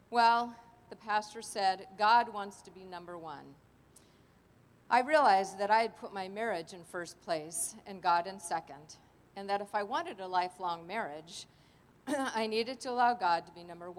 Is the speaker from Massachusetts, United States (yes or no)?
no; Los Angeles, California, United States; I grew up in Los Angeles in my three sons, Leave It to Beaver kind of family